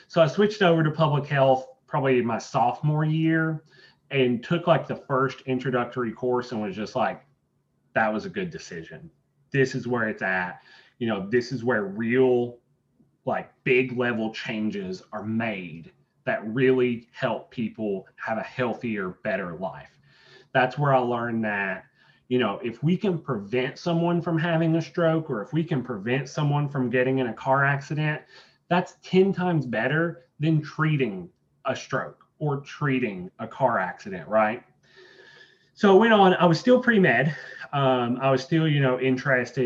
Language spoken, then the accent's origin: English; Irvine, Kentucky, United States; moved away as an adult; now in Lexington, United States; I grew up in Irvine, Estill County